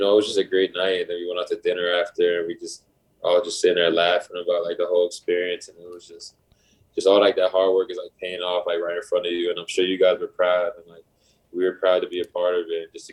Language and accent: English; New Jersey, United States; moved away as an adult; now in Toronto, Canada; I'm from New Jersey